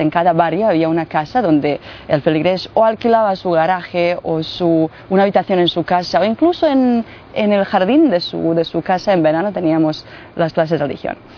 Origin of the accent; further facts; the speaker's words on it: Mostar, Federation of Bosnia and Herzegovina, Bosnia & Herzegovina; Spanish is a second language; now in Medjugorje, Bosnia and Herzegovina; nací en Mostar, eh, que está muy cerca de Medjugorje.